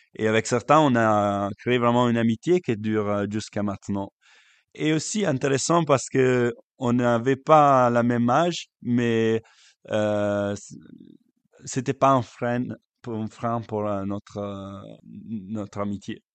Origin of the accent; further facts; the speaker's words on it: Lake Como, Lombardy, Italy; French is a second language; moved away as an adult; now in Belgium; je suis italien et je viens du lac